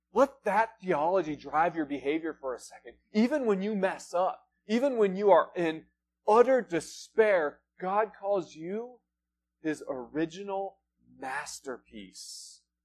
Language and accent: English; Front Range, United States; now in Flagstaff, United States; we're originally from the Front Range